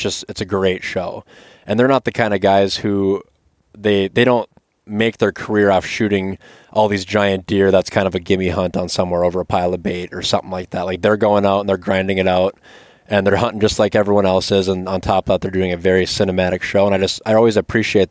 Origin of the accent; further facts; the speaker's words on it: Minnesota, United States; moved away; growing up in Minnesota, we're small farm country, right? Like, I grew up on a 200-acre dairy farm